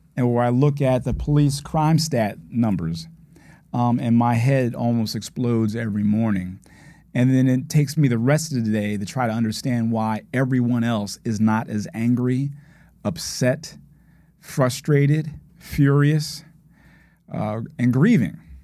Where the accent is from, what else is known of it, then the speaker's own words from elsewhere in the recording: Philadelphia, Pennsylvania, United States; I grew up in West Philadelphia